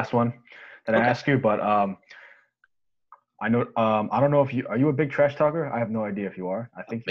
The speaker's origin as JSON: {"language": "English", "region": "New York", "country": "United States", "said": "yeah, we are both from New York. We got hit the hardest."}